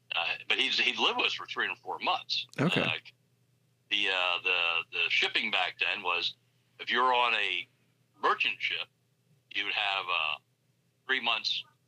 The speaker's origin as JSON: {"language": "English", "area": "Bucks County", "region": "Pennsylvania", "country": "United States", "tie": "born or raised there", "said": "growing up in Bucks County"}